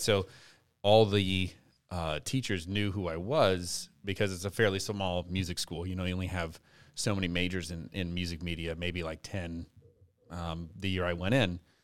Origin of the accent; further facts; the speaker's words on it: Lafayette, Louisiana, United States; now in Youngsville, United States; I'm originally from Lafayette. And, uh, uh, born and raised